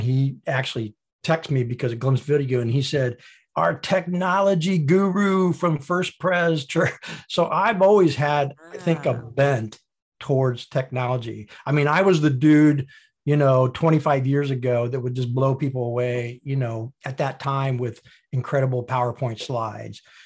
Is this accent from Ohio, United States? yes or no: no; Indiana, United States; being born in Indiana, went to high school in Indiana, went to college in Indiana